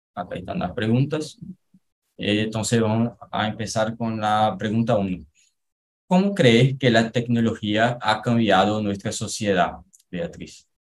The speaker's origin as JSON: {"language": "Spanish", "region": "Pernambuco", "country": "Brazil", "second_language": "Spanish", "said": "soy de Pernambuco"}